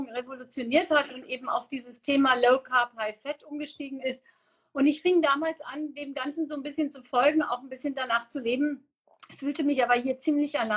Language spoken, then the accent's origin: German; Namibia; now in Germany; wer mich nicht kennt, geboren und aufgewachsen in Namibia, ähm, seit 28 Jahren in Deutschland.